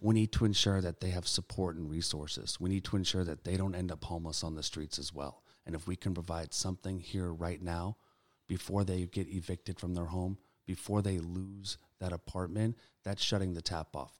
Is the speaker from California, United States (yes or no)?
yes; Sacramento, California, United States; I've had the pleasure of growing up and being born and raised in Sacramento